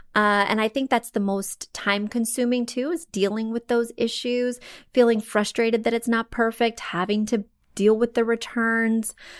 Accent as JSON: {"language": "English", "region": "Missouri", "country": "United States", "moved": "yes", "said": "I come from Missouri, very poor and humble roots."}